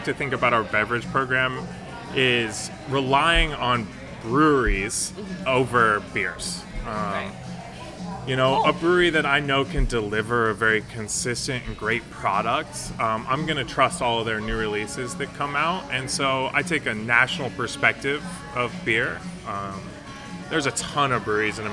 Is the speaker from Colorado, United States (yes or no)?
yes; Colorado, United States; moved away as an adult; now in Austin, United States; I grew up in Colorado, kind of a craft beer haven